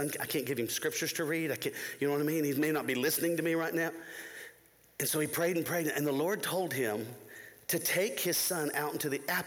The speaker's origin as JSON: {"language": "English", "region": "Florida", "country": "United States", "tie": "born or raised there", "moved": "as an adult", "lives_now": "Tennessee, United States", "said": "I grew up in Florida, right next to the mouse."}